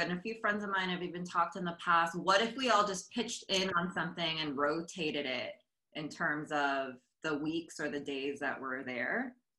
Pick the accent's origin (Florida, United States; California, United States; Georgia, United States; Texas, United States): California, United States; Huntington Beach; also born or lived in New York; now in Los Angeles, United States; I'm from Southern California. I'm from Huntington Beach. That's where I grew up. And then I moved up to LA and then I lived out of the country for a while and then I came back and then moved to New York